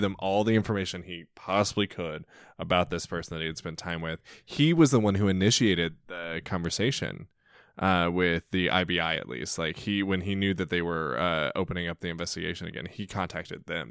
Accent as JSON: {"language": "English", "town": "Centralia", "country": "United States", "said": "I'm from Centralia"}